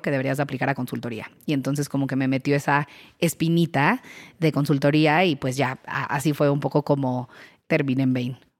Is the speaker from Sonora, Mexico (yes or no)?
no; Querétaro, Mexico; moved away as an adult; now in Mexico City, Mexico; yo soy queretana, eh, me vine al DF a estudiar administración, me quedé aquí